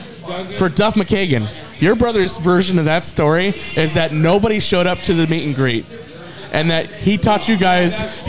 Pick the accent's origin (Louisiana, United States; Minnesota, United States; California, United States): California, United States; Los Angeles; I was born in East L.A.